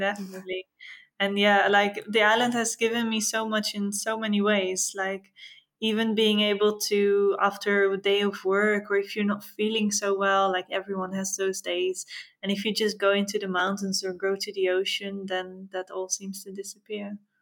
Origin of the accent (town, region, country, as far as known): Netherlands; moved away as an adult; now in Madeira, Portugal